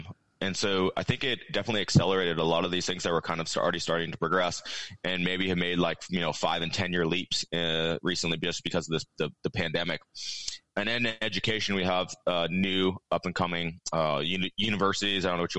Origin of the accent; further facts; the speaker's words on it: Iowa, United States; also born or lived in Texas; Where I grew up in Iowa and Texas, there's not really a housing problem at all.